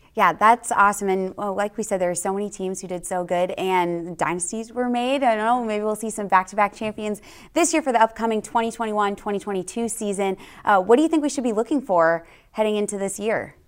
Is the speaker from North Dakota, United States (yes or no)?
no; San Francisco Bay Area, California, United States; moved away as an adult; also born or lived in Arizona / Texas; I'm from California, the San Francisco Bay Area. Born and raised there